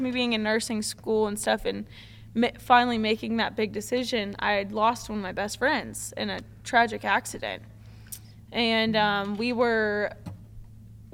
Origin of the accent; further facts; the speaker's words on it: Palm Creek, Oklahoma, United States; it was a local place that was close to my hometown in Palm Creek, Oklahoma.